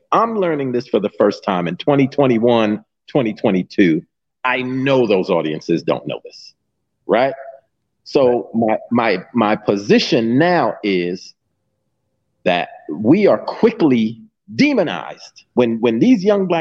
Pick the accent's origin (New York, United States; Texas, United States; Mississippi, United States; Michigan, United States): New York, United States; New York City; I grew up in Mott Haven Projects